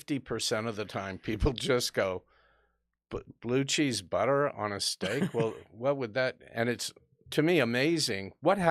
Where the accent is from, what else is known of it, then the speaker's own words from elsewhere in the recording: United States; being an American